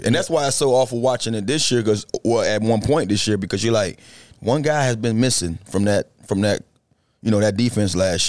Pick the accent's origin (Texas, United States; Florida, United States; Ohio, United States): Florida, United States; Miami; I'm from Miami.